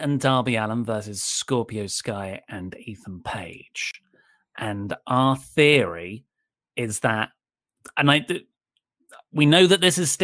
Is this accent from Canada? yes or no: no; England, United Kingdom; I'm from England.